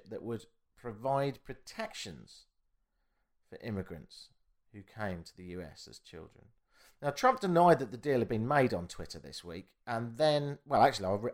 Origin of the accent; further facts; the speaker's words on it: United Kingdom; now in Canada; I'm British